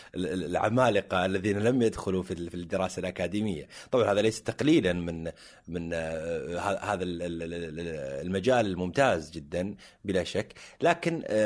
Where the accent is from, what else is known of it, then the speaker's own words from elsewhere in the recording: Jubail, Eastern Province, Saudi Arabia; انا من ابناء الجبيل الصناعيه